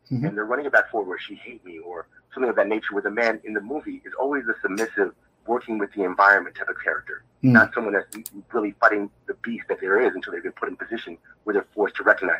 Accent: Queens, New York, United States; Yeah, I live in New York all my life

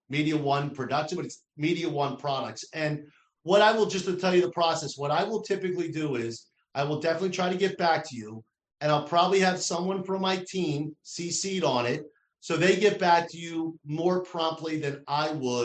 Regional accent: New Jersey, United States; accent: New Jersey; My New Jersey accent just turned to Canadian.

